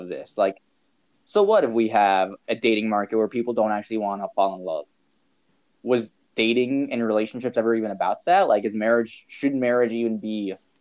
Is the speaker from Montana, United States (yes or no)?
yes; Montana, United States; now in New York, United States; we're from Montana, and now I'm out in New York